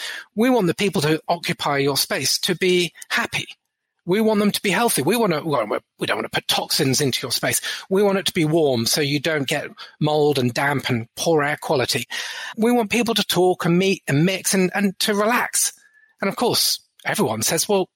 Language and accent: English; Brighton, South East England, United Kingdom; I grew up in Brighton in England